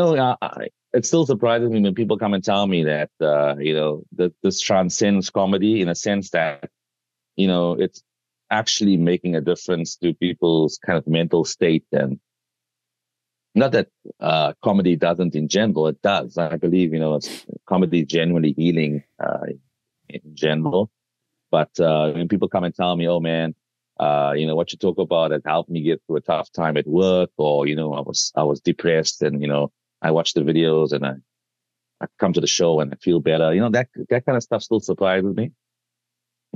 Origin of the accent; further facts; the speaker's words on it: South Africa; my home country, South Africa